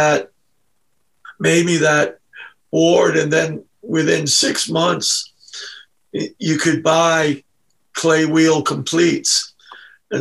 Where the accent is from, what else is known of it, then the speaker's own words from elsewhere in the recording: Newport, United States; I was born in Newport